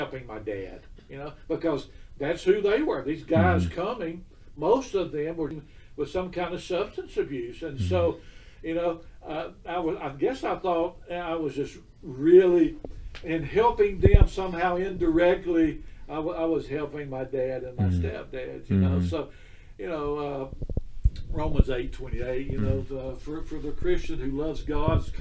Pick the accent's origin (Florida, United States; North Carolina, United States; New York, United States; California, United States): Florida, United States; Pensacola; moved away as an adult; now in Birmingham, United States; My wife and I both grew up in Pensacola